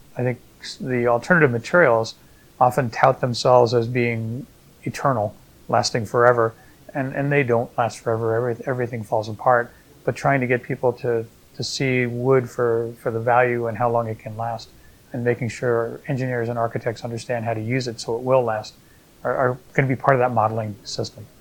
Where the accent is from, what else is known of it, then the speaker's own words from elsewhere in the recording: outside New York City, United States; now in Australia; I grew up outside New York City